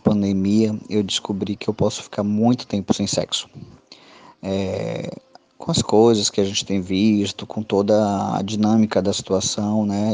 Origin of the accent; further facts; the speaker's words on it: Salvador, Bahia, Brazil; tenho 37 anos, sou de Salvador, Bahia